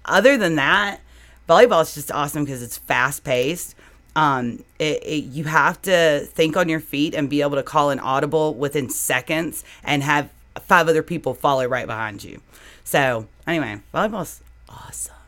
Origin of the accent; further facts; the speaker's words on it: United States; I grew up in Franklin County